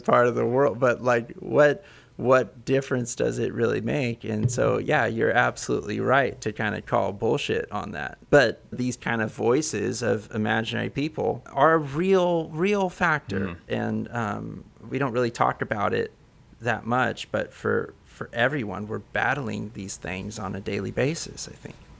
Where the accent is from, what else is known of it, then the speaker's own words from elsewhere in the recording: Central Coast of California, United States; now in Oakland, United States; I'm from the Central Coast of California